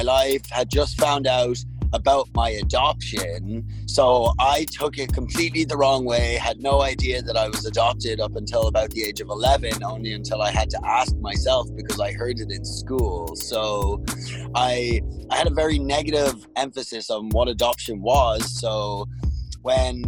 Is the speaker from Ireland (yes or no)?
yes; Dublin, Leinster, Ireland; also born or lived in Russia / Toronto, Canada / Hamilton, Canada; now in Canada; I actually grew up in Dublin, Ireland.